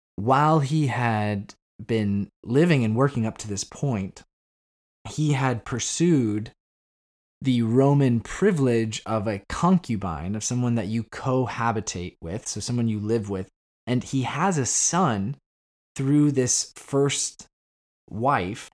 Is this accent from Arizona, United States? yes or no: yes; Arizona, United States; moved away as an adult; also born or lived in Chicago; now in Northern Ireland; I moved out of town from Arizona where I was junior high, high school. And I went to Chicago